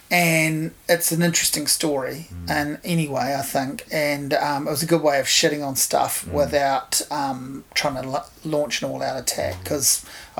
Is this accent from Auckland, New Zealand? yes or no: no; Hawke's Bay, New Zealand; growing up in Hawke's Bay in the 80s and 90s